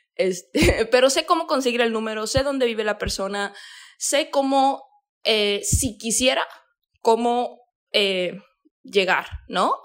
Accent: Mexico; yo soy de México

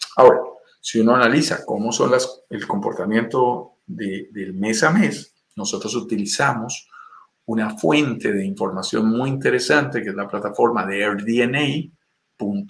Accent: Bogotá, Colombia; accent: Colombian; also born or lived in Tulum, Mexico; Soy nacido en Bogotá, Colombia, en una zona montañosa de los Andes

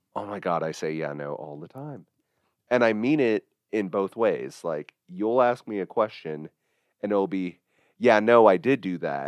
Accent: Midwest, United States; I was very clearly a Midwestern guy

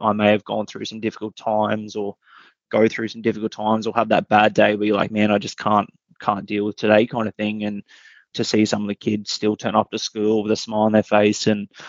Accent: Rockhampton, Queensland, Australia; growing up in Rockhampton, it was pretty enjoyable

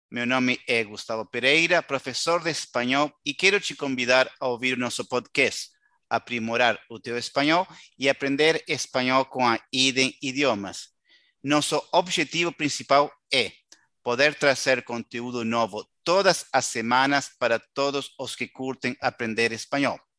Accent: Uruguay; como uruguayo que somos, Lili, ¿el uruguayo sueña con irse?

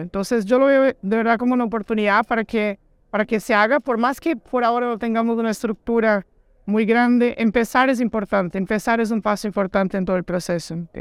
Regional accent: Brazil; Soy un brasileño un poquito diferente

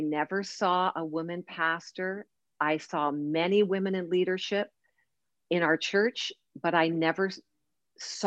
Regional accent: Oshawa, Ontario, Canada; I grew up in the town of Oshawa, Ontario, Canada

